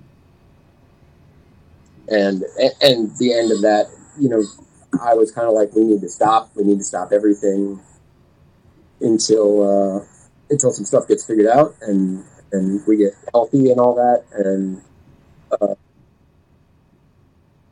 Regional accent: Duluth, Minnesota, United States; now in Minneapolis, United States; I grew up in Duluth, Minnesota

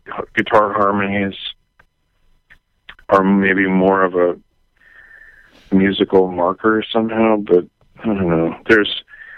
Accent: Maryland, United States; I grew up in Maryland, outside D.C.

